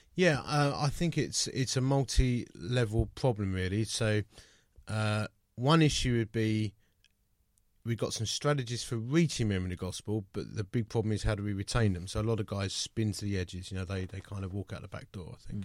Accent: United Kingdom; we're British

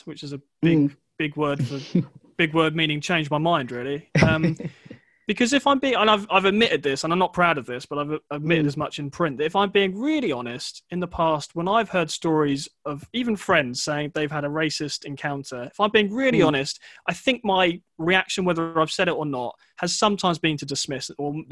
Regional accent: England, United Kingdom; I grew up outside of London

